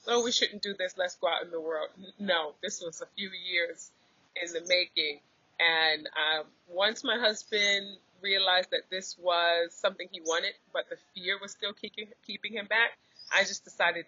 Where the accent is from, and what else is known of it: United States; moved away as an adult; also born or lived in New Jersey; now in Bali, Indonesia